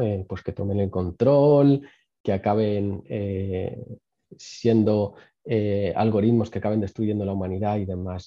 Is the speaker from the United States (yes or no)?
no; Spain; No somos un país donde se invierta mucho en innovación, donde se invierta mucho en investigación. Eh, España no ha sido tradicionalmente un país de investigación.